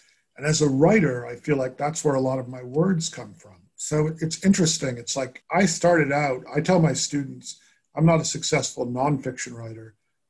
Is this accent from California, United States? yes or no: no; Worcester, Massachusetts, United States; moved away as an adult; also born or lived in Cape Cod, Massachusetts / Boulder, Colorado; now in North Carolina, United States; I loved Cape Cod as a kid. It was an escape from my hometown of Worcester. At 30, I moved to Colorado